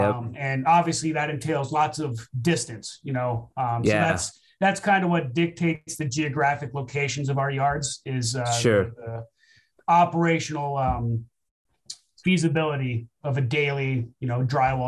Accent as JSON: {"language": "English", "country": "Japan", "tie": "born or raised there", "said": "Because I grew up in Japan on a military base, so I had that history with the military and the government."}